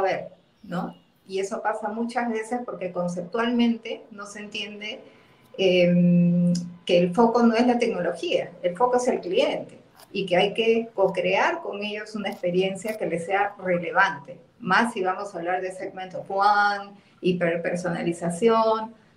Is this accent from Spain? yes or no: no; Peru